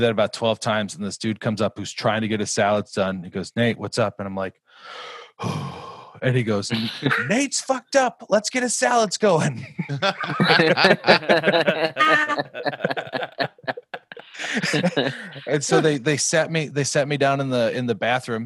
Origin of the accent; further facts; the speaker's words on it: Glencoe, Minnesota, United States; I grew up in Glencoe, which is just about an hour south